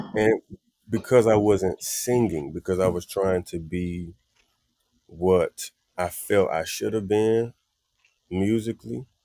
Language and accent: English; Wilson, North Carolina, United States; moved away; also born or lived in New York; Wilson, North Carolina is very chill. Everything is the mm. same. We eat the same food. And when I got to New York